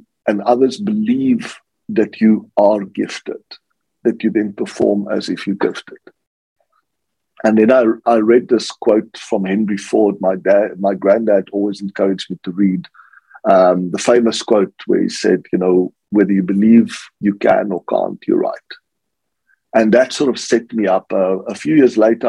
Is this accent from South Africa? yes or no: yes; South Africa; I grew up in South Africa